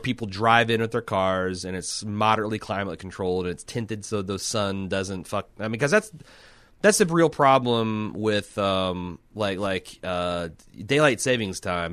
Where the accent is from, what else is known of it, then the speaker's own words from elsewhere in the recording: Midwest, United States; I'm from the Midwest, uh, one of the last bastions of drive-in cinema.